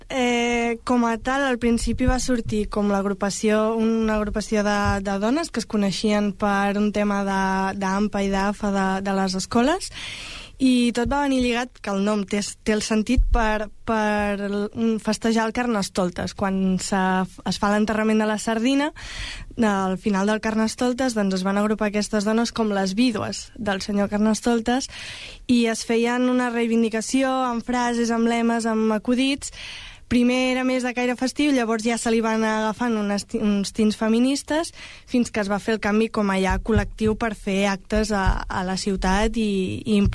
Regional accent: El Prat de Llobregat, Catalonia, Spain; som dones del Prat molt, molt normals però que totes tenim, compartim la consciència feminista.

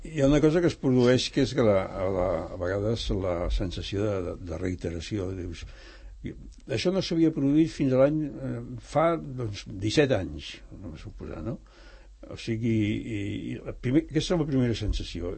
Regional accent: Barcelona, Catalonia, Spain; jo que sóc de Gràcia, eh, nascut a Gràcia

